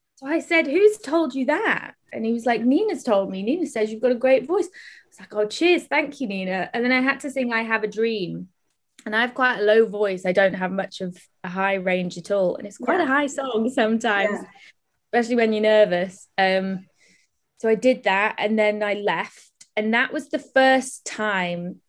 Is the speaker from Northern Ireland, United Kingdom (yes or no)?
no; Welsh, Wales, United Kingdom; I'm Welsh, so I'm used to like being in choirs